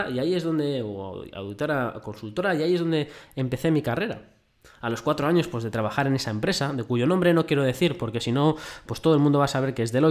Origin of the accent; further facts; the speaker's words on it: Madrid, Community of Madrid, Spain; Pues yo nací en Madrid, el 7 de mayo de 1982, así que si quieres saber mi edad, calcula.